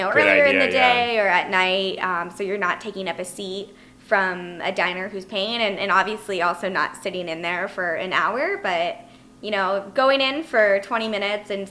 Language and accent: English; Orange County, California, United States; Jenna and I used to go to Disneyland pretty much every week after school. We grew up in Orange County